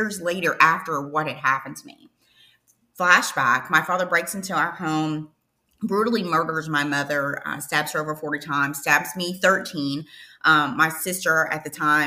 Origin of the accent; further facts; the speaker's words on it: Eastern Kentucky, United States; I'm originally from Eastern Kentucky. Think of, oh brother, where art there, thou? That's kind of where I'm from, like in the mountains. But I ended up growing up at an orphanage in Eastern Kentucky when I was seven.